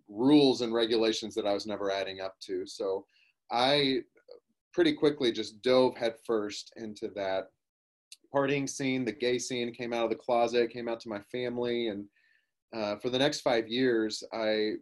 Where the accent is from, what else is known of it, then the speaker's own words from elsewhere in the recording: Oklahoma, United States; I grew up in Oklahoma in the Bible Belt